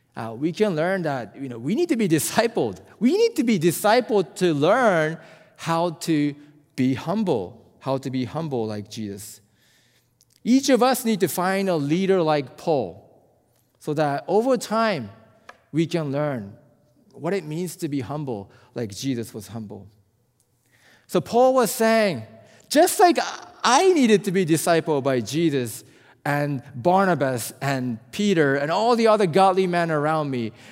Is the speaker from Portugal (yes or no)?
no; Japan; also born or lived in South Korea; I'm from Japan, and, uh, you know, Japanese people